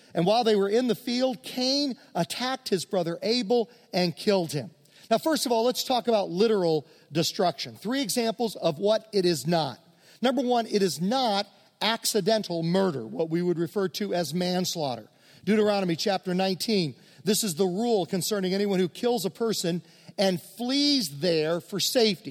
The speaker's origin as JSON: {"language": "English", "region": "Virginia", "country": "United States", "tie": "born or raised there", "said": "I grew up in Virginia among many Mennonites"}